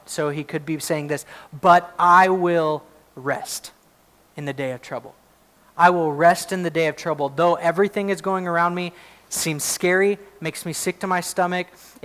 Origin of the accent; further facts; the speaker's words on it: United States; I'm glad to be an American. I really am. I love that I get to live in this country